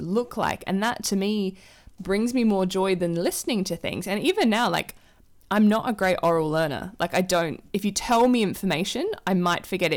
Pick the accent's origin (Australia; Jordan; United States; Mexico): Australia; Adelaide, South Australia; moved away as an adult; also born or lived in Melbourne; now in London, United Kingdom; I grew up with Olivia in Adelaide